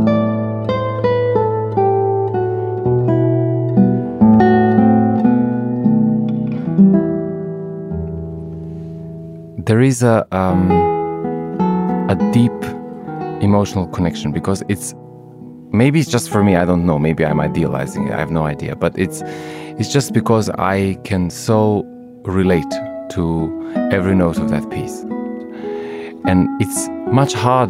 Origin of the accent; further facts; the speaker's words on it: Montenegro; now in London, United Kingdom; I come from Montenegro, this amazingly beautiful little country in the Balkans. It used to be part of the big Yugoslavia. And at the time when I was growing up, that Yugoslavia was sadly separating